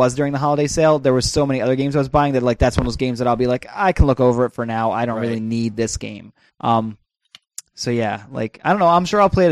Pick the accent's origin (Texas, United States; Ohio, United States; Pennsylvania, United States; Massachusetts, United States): Pennsylvania, United States; moved away; it's 5 hours to my hometown in PA